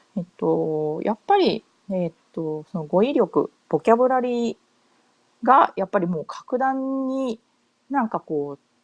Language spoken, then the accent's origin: Japanese; Japan; first language Japanese; moved away as an adult; also born or lived in Australia; now in United States; 日本で生まれ育って普通の普通の公立学校の英語教育を受けてた自分